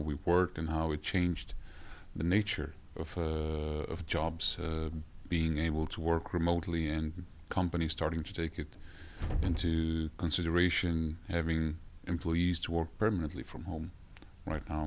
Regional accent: Denmark; moved away as an adult; now in Norway; I'm actually from Denmark, where I studied there and worked in multiple different companies

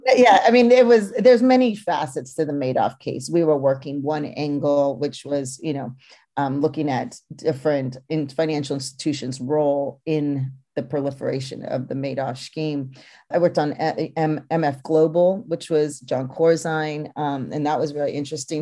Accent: Napa, California, United States; also born or lived in Brooklyn, New York; now in New York, United States; my experience growing up in Napa, being third generation

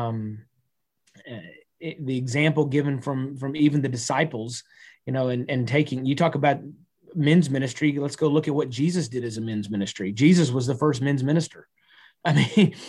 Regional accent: Texas, United States; I'm a Texan

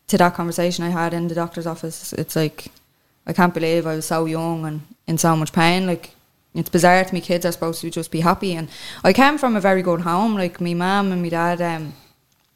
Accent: Clondalkin, Leinster, Ireland; moved away as an adult; also born or lived in Dublin city centre; now in Dublin, Ireland; I'm originally from Clondalkin, but I'm living in town now

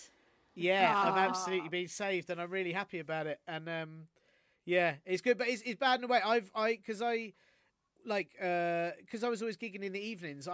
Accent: London, United Kingdom; also born or lived in Canterbury, Kent; I'm from Finsbury Park, and I'm born and bred Finsbury Park, and went to school in that area. I've always been North

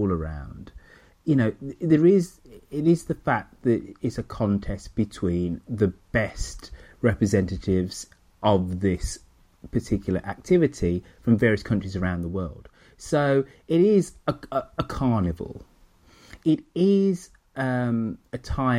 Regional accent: England, United Kingdom; I'm English

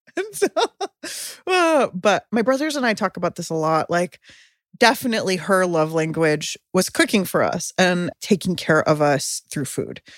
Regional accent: San Diego, California, United States; now in Oakland, United States; I grew up in San Diego

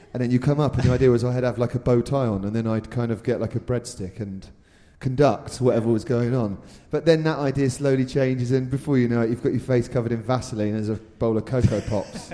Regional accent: Reading, South East England, United Kingdom; I was born in Reading as well

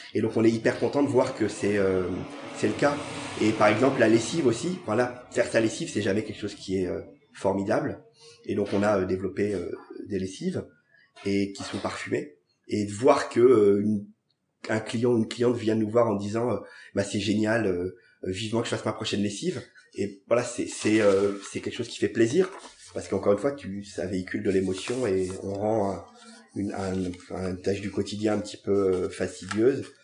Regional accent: Paris, Île-de-France, France; J'ai grandi au Gobelin. C'est un quartier un peu improbable de Paris

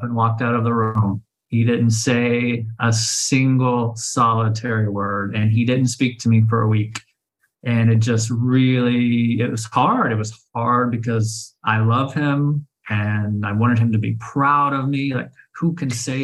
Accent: Oklahoma City, Oklahoma, United States; moved away as an adult; now in Sayulita, Mexico; I was born and raised in Oklahoma City, Oklahoma

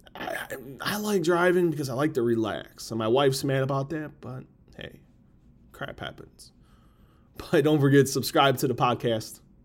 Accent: Chicago, Illinois, United States; I've always been proud to live in Chicago. Where I was born, I've been born and raised, that's where I'm raising my kids. From the sub, I'm from the suburbs

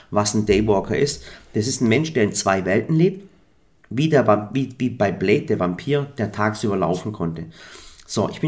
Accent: Swabia, Baden-Württemberg, Germany; accent: Swabian; ich komme aus dem Schwabeländle.

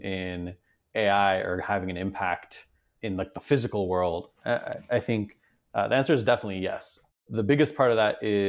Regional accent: Beijing, China; So my parents are originally Iranian, but I grew up in China. So I spent most of my life in Beijing, basically from when I was born until I finished high school.

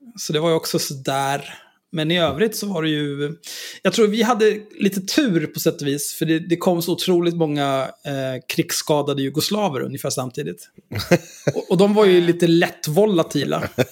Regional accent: Stockholm, Stockholm County, Sweden; Hornstull och Zinkensdamm där jag växte upp också

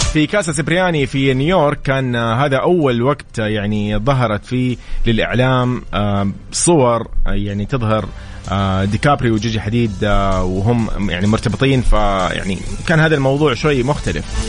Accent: Saudi Arabia; كلنا كسعوديين

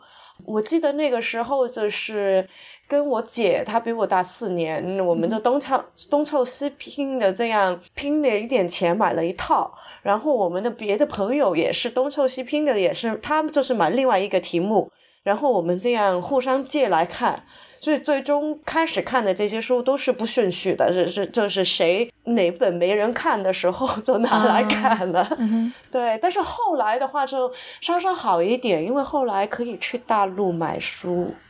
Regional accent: Hong Kong; first language Cantonese; Chinese is a second language; moved away; 我在香港出生长大，所以金庸的故事就是从小就已经在我这个生活的周围周围存在了。然后我是八十后

